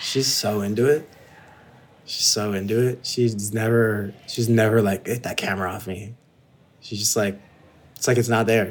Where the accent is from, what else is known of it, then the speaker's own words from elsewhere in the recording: San Gabriel Valley, California, United States; also born or lived in Ladera Heights, Los Angeles; I grew up in the S G V, which is the San Gabriel Valley, which is basically China in America